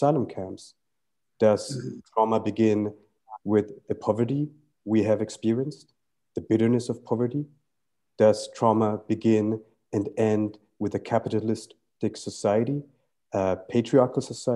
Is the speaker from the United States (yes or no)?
no; Germany; born or raised there; first language Tamil; English is a second language; also born or lived in Sri Lanka